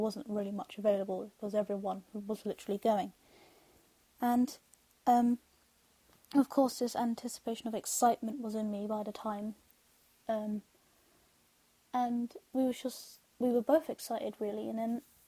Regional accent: London, United Kingdom; I'm from London

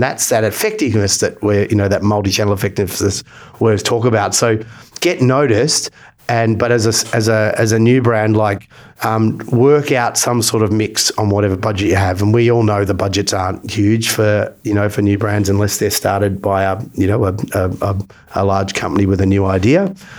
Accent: Australia; I'm Australian

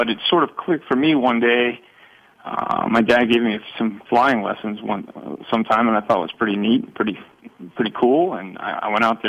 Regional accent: South Florida, United States; growing up in South Florida

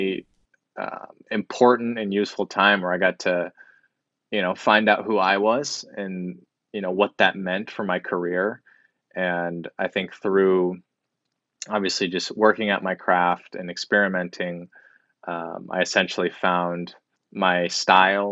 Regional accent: Lincoln, Nebraska, United States; also born or lived in Tokyo, Japan; I was born in Tokyo, Japan, and I moved to Lincoln, Nebraska at a very young age.

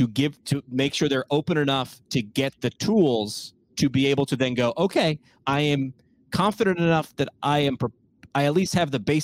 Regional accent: New York, United States; also born or lived in Bronx; I grew up in New York

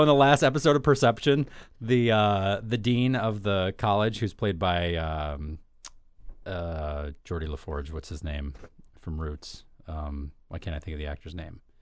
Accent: New York, United States; growing up in New York

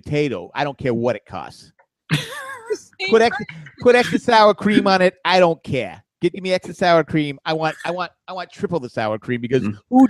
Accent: the South, United States; Jeep or newer Jeep, because I'm from the South.

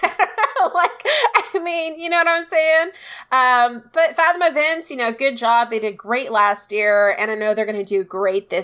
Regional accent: United States; We're American

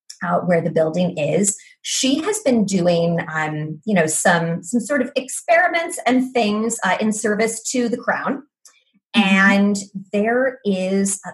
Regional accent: United States; I am an American

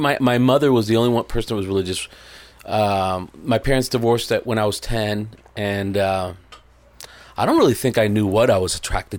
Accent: Miami, Florida, United States; also born or lived in Puerto Rico; I was born in Puerto Rico, and I grew up in Miami mostly. From 12 on, it was Miami, Florida.

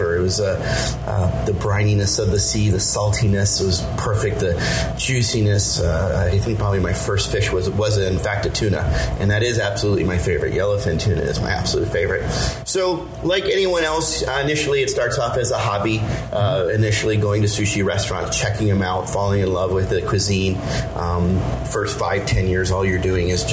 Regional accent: Pittsburgh, Pennsylvania, United States; moved away as an adult; also born or lived in upstate New York; now in San Diego, United States; I grew up in Pittsburgh, PA.

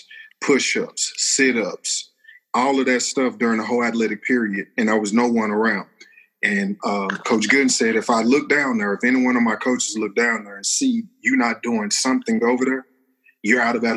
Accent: Texas, United States; also born or lived in Ripley, Tennessee; I started playing football, man, when I was 3 years old out in a front yard out in Turo, Texas, with my older brothers

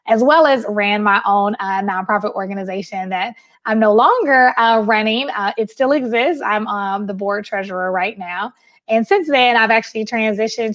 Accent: Milwaukee, Wisconsin, United States; I am from Milwaukee, Wisconsin. I'm a Midwesterner.

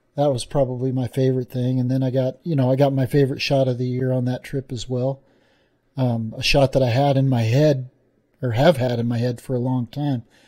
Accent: Wyoming, United States; in, in Wyoming, even got to be in my home state

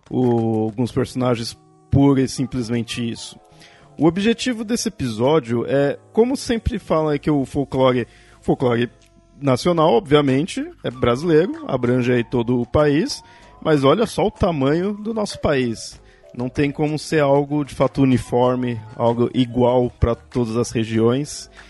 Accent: Southeast, Brazil; como eu falei, eu sou do Sudeste, e mesmo assim algumas personagens eu não conheço muito bem.

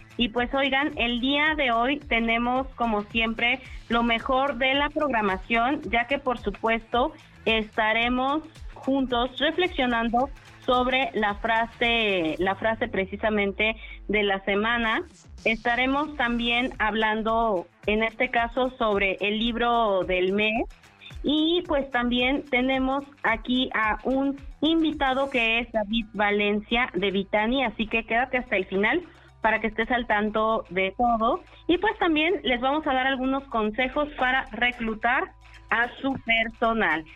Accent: Chignahuapan, Puebla, Mexico; Yo nací en Chignahuapan, ¿no? Entonces me tocó ver cómo ese crecimiento, siempre he vivido aquí en Puebla

